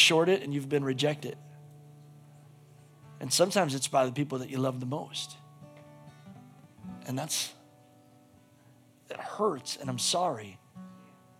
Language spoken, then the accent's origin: English; United States; as an American